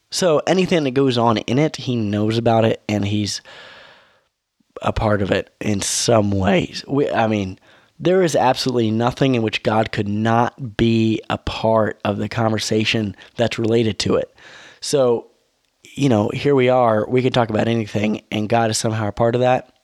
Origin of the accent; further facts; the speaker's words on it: United States; I'm an American